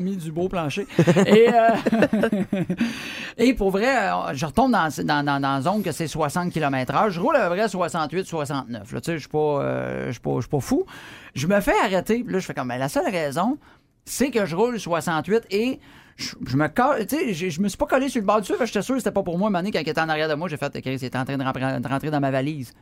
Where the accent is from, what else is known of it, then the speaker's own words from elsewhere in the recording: Drummondville, Quebec, Canada; je viens de Drummondville, puis je suis à Québec